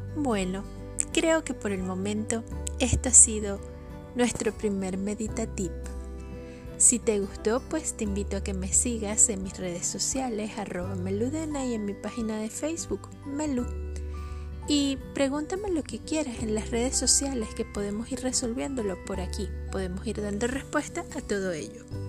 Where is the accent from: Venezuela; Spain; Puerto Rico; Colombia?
Venezuela; Yo soy venezolana